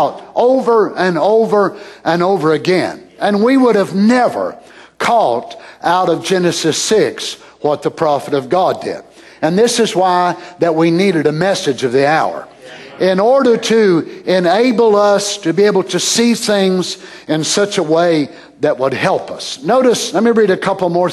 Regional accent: United States; I'm American, but I'm not American by this spirit

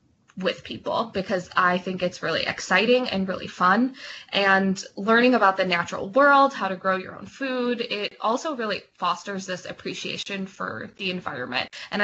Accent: Michigan, United States; I'm from Michigan

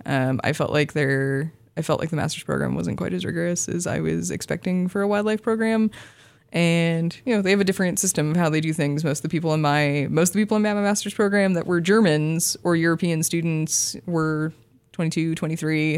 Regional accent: Vancouver, Washington, United States; moved away; I'm from Vancouver, Washington, so not very far away.

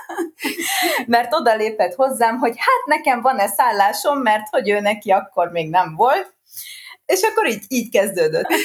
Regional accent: Siófok, Somogy, Hungary; Én itt születtem, Siófokon, meg én itt is élek

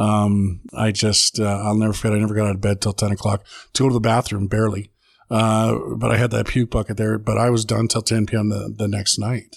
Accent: Edmonton, Alberta, Canada; born and raised in Edmonton, Alberta

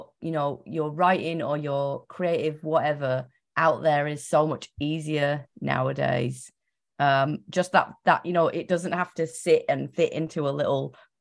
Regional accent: England, United Kingdom; I'm English

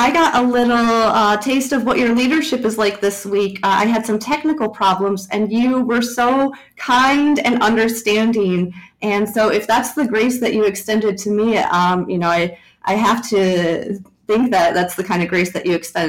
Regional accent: United States; I'm born and raised in the United States

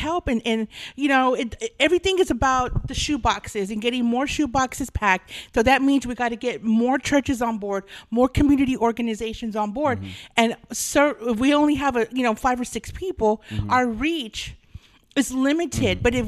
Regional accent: Texas, United States; South Texas. But I don't do sweet tea.

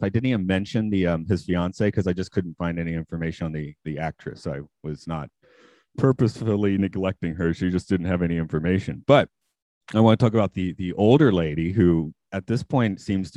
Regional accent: Atlanta, Georgia, United States; moved away as an adult; now in Nagano, Japan; I'm from Atlanta

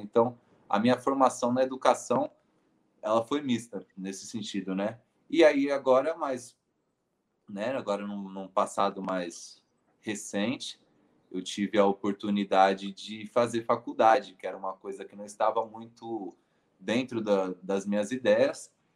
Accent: São Paulo, Brazil; eu disse que nasci no Hospital Germelino Matarazzo, mas vivi boa parte da minha vida é, no Jardim São Carlos, que é um bairro, é, que é uma quebrada dentro do bairro de São Miguel Paulista, na Zona Leste

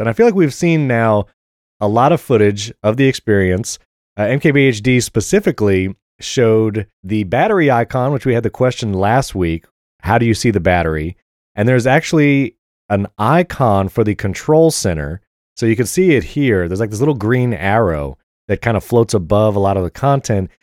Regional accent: New York, United States; I'm from New York

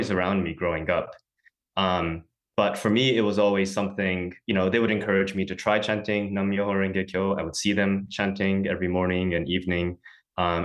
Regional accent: San Francisco, California, United States; moved away as an adult; born and raised in San Francisco

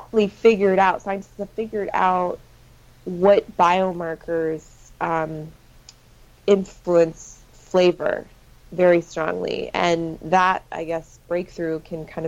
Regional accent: Washington, United States; I'm from Washington State, which is just objectively the best state in the union

